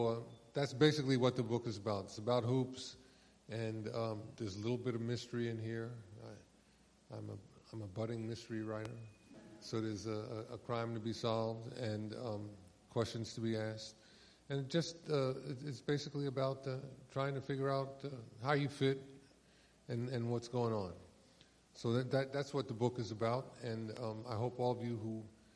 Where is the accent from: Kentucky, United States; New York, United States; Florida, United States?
New York, United States; New York City; growing up in New York City and not fitting in.